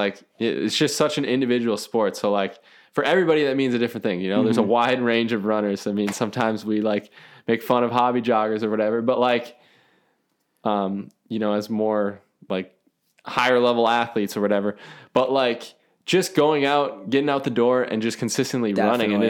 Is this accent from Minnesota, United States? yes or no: yes; Minnesota, United States; I mean, I'm like from Minnesota. So that's the home of all Targets, right?